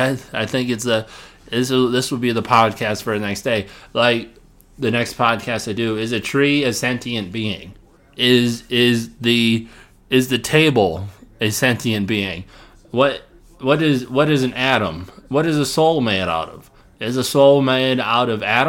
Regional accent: Illinois, United States; my hometown that I grew up in, Illinois

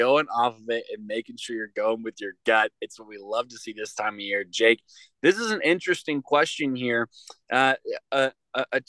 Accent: Kennesaw, Georgia, United States; born or raised there

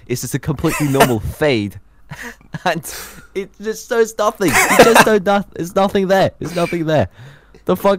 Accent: Norway; English is a second language; I'm in Norway. I've lived in Norway my entire life.

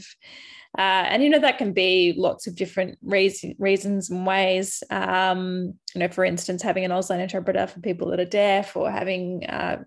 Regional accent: Albury, New South Wales, Australia; moved away as an adult; now in regional Victoria, Australia; my hometown of Albury Wodonga

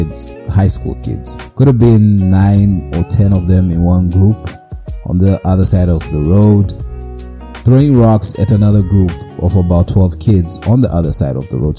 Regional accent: Mutare, Manicaland, Zimbabwe; growing up in Zimbabwe many years ago, in the streets of Mutare, beautiful place, a lot of mountains, hills, very cold.

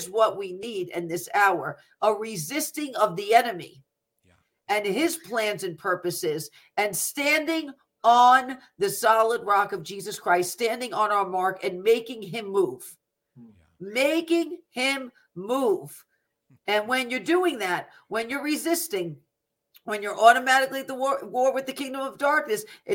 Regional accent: United States; as an American

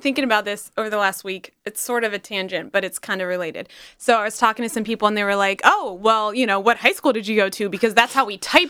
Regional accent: Charlottesville, Virginia, United States; Now, like my coworkers in like France know what my hometown is.

